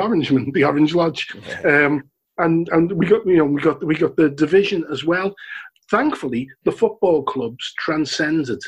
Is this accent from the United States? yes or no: no; Liverpool, North West England, United Kingdom; the people in Scotland Road area, the people that I'm descended from, they would have referred to themselves as Irish. Right. If you would have asked them to self-describe, they would have said, "I'm Irish." And then they became Scouse. And of course, you know, where I come from, the Scotland Exchange electoral area